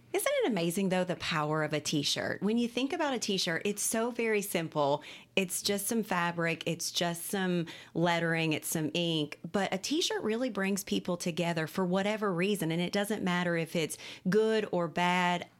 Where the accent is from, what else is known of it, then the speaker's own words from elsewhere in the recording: Cynthiana, Kentucky, United States; Cynthiana, I'm from Cynthiana.